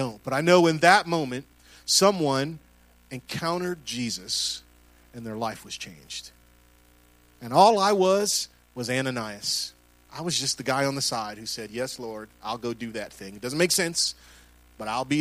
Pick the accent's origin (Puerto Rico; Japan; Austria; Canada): Puerto Rico; I'm Puerto Rican